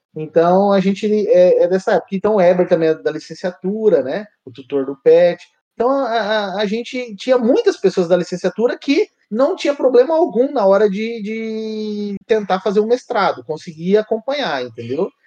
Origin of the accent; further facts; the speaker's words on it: São José do Rio Preto, São Paulo, Brazil; also born or lived in São Carlos; Aí resolvi ficar em Rio Preto, que eu sou de Rio Preto